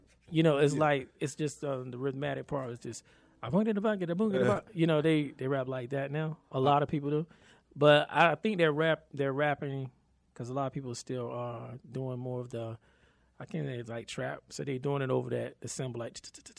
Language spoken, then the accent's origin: English; Raleigh, North Carolina, United States; also born or lived in Cary, North Carolina; I grew up in Southeast Raleigh. Lived all over pretty much parts of Raleigh, but I went to high school actually for a year and a half, in Cary.